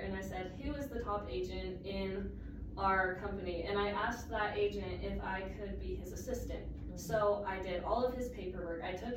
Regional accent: North Ogden, Utah, United States; also born or lived in Salt Lake County; I grew up in North Ogden

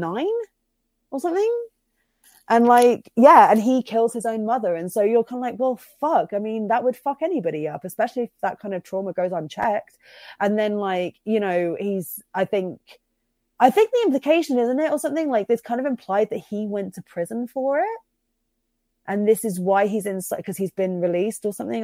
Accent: Bristol, South West England, United Kingdom; also born or lived in Cirencester; I grew up in Bristol, but I moved, um, when I was, um, eleven to a little town called Cirencester

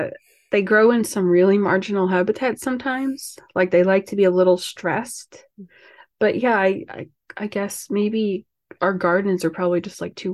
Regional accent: New York City, New York, United States; I guess I'm also from Staten Island

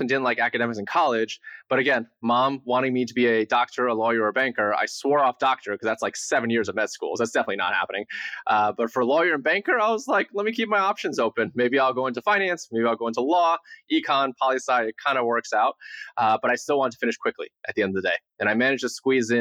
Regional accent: central New Jersey, United States; traditional upbringing in central New Jersey

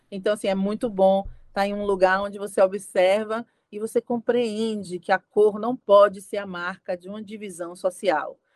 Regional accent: Brazil; Todos nós aqui somos brasileiros

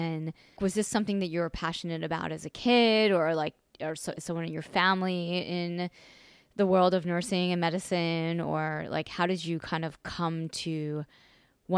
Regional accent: Long Island, New York, United States; I'm from New York and Long Island

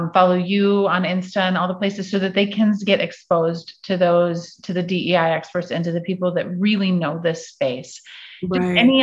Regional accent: Midwest, United States; because I grew up in the Midwest and I'm white is wrong.

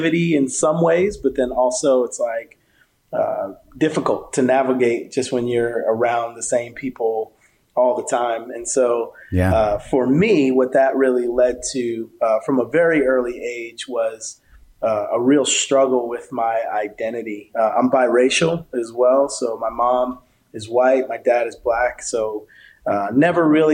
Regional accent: South River, New Jersey, United States; I grew up in New Jersey.

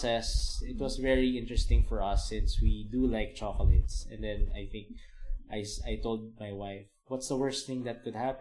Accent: Manila, Metro Manila, Philippines; moved away as an adult; now in Davao City, Philippines; We're originally from Manila. Our families are based in Manila

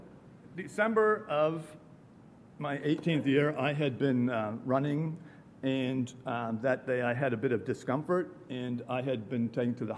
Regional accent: Wisconsin, United States; I grew up in Wisconsin. We have pretty distinct winters.

